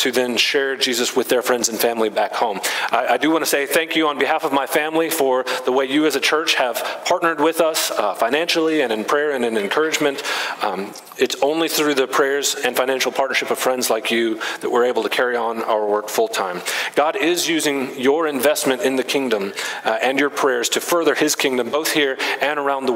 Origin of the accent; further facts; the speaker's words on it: Huntsville, Alabama, United States; I'm from Huntsville